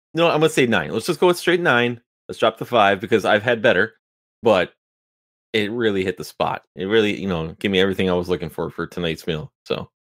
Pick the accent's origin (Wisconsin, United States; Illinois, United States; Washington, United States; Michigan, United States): Wisconsin, United States; I'm from Wisconsin